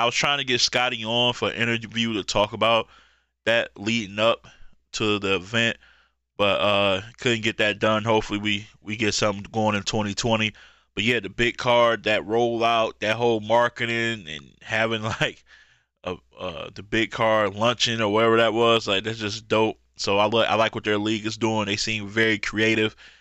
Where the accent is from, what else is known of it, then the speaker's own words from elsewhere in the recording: Michigan, United States; my hometown in Michigan